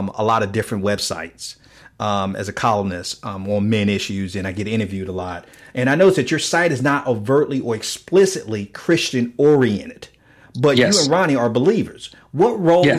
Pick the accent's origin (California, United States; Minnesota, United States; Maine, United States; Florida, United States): Florida, United States; Miami; I grew up in Liberty City in Miami